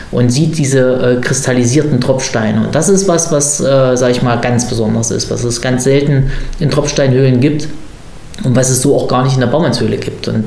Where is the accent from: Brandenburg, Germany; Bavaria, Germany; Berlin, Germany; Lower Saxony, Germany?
Berlin, Germany; Und wie macht man das dann natürlich als typischer Berliner?